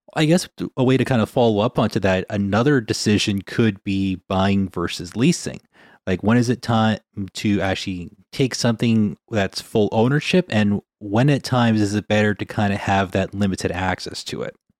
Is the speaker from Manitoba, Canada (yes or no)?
yes; Winnipeg, Manitoba, Canada; now in British Columbia, Canada; growing up in Winnipeg